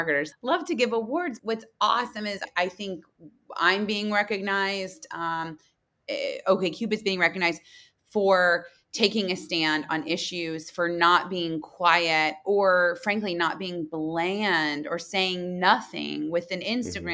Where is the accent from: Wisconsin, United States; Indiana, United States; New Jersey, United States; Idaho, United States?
Indiana, United States; Muncie; moved away as an adult; also born or lived in New York City; I'm a girl from Muncie, Indiana